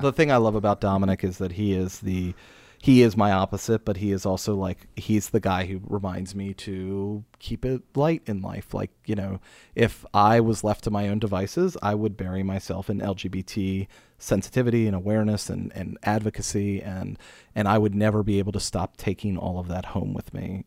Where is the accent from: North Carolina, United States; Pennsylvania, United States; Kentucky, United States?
Pennsylvania, United States; Pittsburgh; also born or lived in Steubenville; now in Frederick, United States; I grew up outside of Pittsburgh